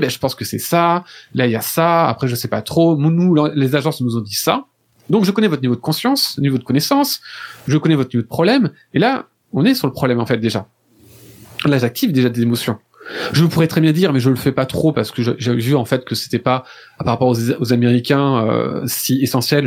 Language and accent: French; France; je suis français